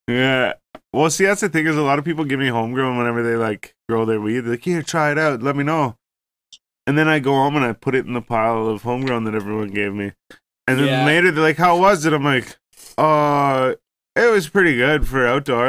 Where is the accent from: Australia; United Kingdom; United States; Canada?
Canada; Ontario; we're from Ontario